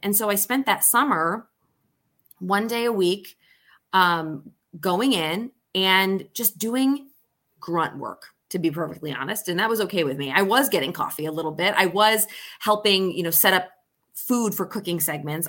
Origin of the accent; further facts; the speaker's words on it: Syracuse, New York, United States; also born or lived in Solvay, New York / London / Maine; was born in Syracuse, New York